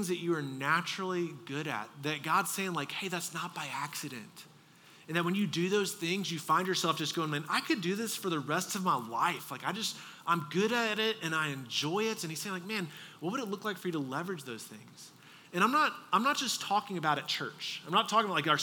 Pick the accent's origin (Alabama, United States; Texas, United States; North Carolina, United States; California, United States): Texas, United States; moved away; I'm from Texas